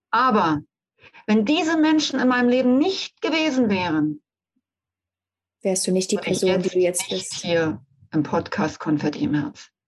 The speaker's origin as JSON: {"language": "German", "region": "Brandenburg", "country": "Germany", "tie": "born or raised there", "said": "Ich bin bis zurück nach Berlin, weil ich bin im Umfeld von Berlin aufgewachsen"}